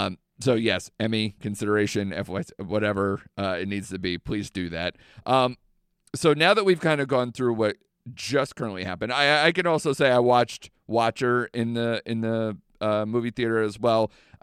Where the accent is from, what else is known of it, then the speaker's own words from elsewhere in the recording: United Kingdom; I'm extremely British, and to see all sides. Yeah. We're, you know, cold, emotionless generations that try to slowly come out of our shell